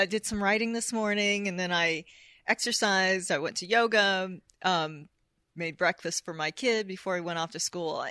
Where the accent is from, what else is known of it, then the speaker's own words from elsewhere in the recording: United States; I'm American